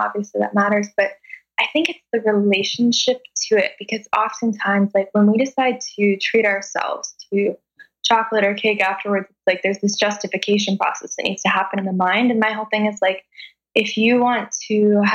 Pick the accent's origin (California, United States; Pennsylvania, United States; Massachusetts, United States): California, United States; Los Angeles; moved away as an adult; also born or lived in Calabasas; now in Kauai, United States; I grew up in Los Angeles, moving all around LA, kind of the Valley area. And I went to high school in Calabasas